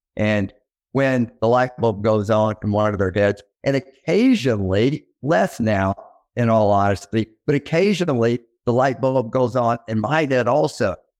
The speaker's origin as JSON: {"language": "English", "town": "Little Rock", "region": "Arkansas", "country": "United States", "tie": "born or raised there", "also_born_or_lived": "Memphis, Tennessee", "said": "I grew up in Little Rock, Arkansas"}